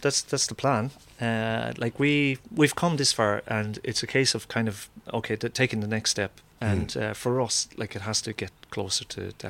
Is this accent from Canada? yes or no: no; Ireland; now in Sweden; I'm quite sure they know I'm Irish. Like, I speak a bit of Swedish, but like with an accent